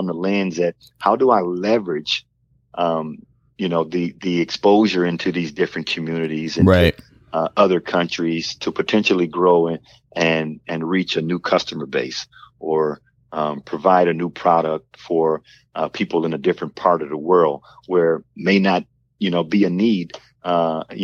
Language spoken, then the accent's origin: English; Port Arthur, Texas, United States; we grew up poor in Port Arthur, Texas